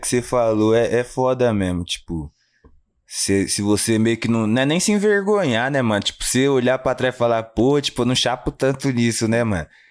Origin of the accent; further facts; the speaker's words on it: Jundiaí, São Paulo, Brazil; also born or lived in Guarulhos, São Paulo; nascido em Guarulhos, mas vamos se dizer que eu me criei mesmo ali no Fazenda Grande